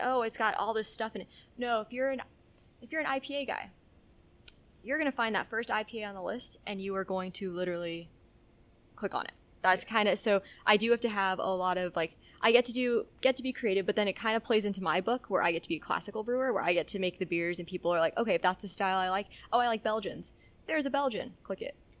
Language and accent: English; Albuquerque, New Mexico, United States; moved away as an adult; also born or lived in Texas; I was uh, born and raised in Albuquerque, New Mexico